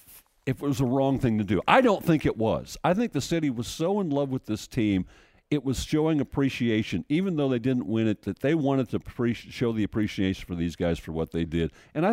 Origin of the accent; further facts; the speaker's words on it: St. Louis, Missouri, United States; now in Nashville, United States; I'm from St. Louis.